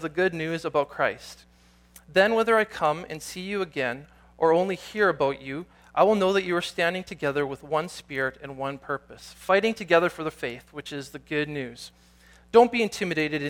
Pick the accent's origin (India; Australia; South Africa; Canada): Canada; also born or lived in Nelson, British Columbia; I'm Canadian, this is part of who I am, this is my identity